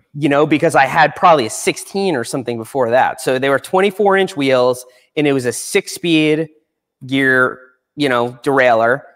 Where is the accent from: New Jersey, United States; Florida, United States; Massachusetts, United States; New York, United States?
New York, United States; Long Island; I grew up on Long Island